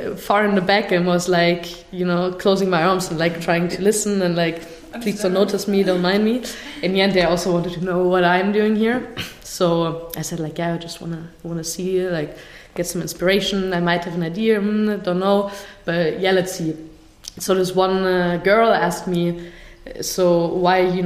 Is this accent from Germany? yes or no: yes; Munich, Bavaria, Germany; English is a second language; moved away as an adult; also born or lived in Zurich, Switzerland; now in Berlin, Germany; I'm basically originally from Munich, Germany